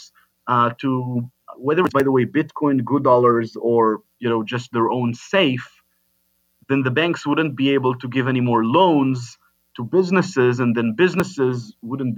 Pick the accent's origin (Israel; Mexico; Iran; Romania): Israel; moved away as an adult; now in United States; I come from Israel, born and raised in Israel